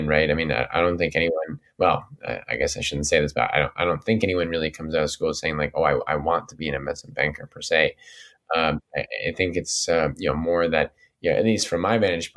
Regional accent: New York, United States; growing up in New York and being in the city

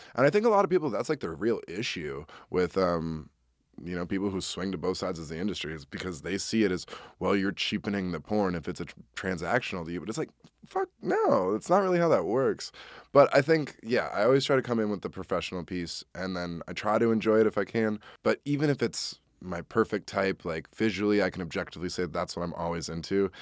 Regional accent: Wisconsin, United States; I'm also from Wisconsin

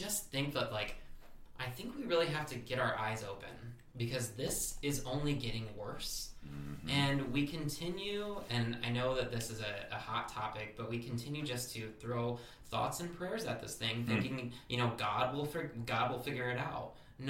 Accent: Michigan, United States; And, well, and I grew up in Michigan, and I know all about the Michigan militia.

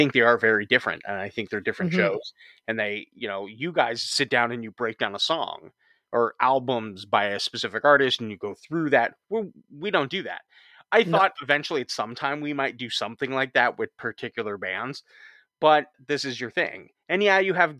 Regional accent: Huntington Beach, California, United States; And I grew up in Huntington Beach, Orange County area.

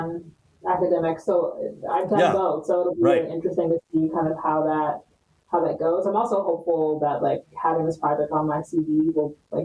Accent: Michigan, United States; I think I'm from Michigan. I can trace that back.

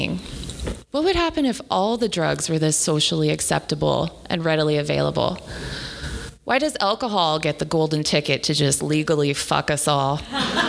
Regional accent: the Prairies, Canada; I'm Irish, and I grew up in the prairies

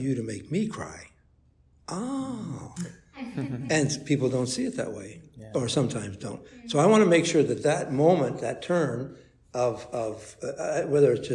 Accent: Toronto, Ontario, Canada; I grew up in Toronto

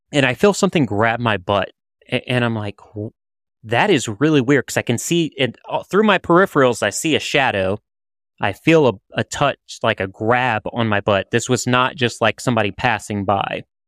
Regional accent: around New Orleans, Louisiana, United States; I'm from New Orleans. Well, I'm, I'm from around New Orleans

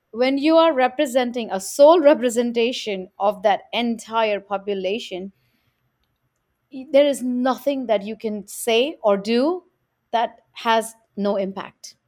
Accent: India; now in New York, United States; growing up in India, in South Asia

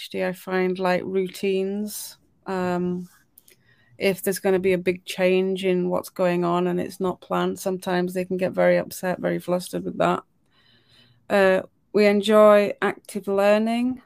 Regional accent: United Kingdom; I'm British

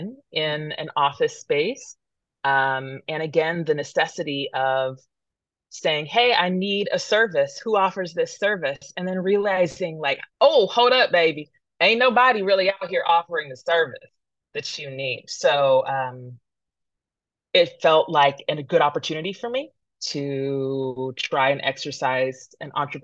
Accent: Modesto, California, United States; also born or lived in San Francisco, California / Oakland, California; I was born in San Francisco, California. My parents lived along Lake Merritt. My dad passed when I was quite young, and we ended up in Modesto, California

